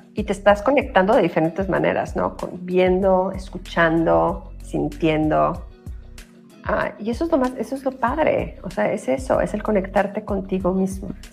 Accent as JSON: {"language": "Spanish", "country": "Mexico", "tie": "born or raised there", "moved": "as an adult", "lives_now": "United States", "said": "nací en México, pero hice toda mi carrera en Estados Unidos y yo voy aquí 26"}